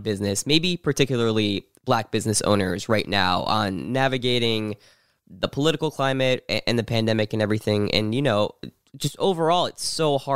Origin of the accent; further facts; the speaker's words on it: New Jersey, United States; I grew up in New Jersey, so right across the border.